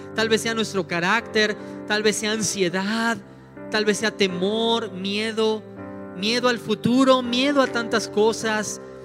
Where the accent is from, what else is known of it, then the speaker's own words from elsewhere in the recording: Mexico City, Mexico; also born or lived in Morelia; now in León, Mexico; nosotros somos de la Ciudad de México, nos fuimos a vivir a Morelia unos años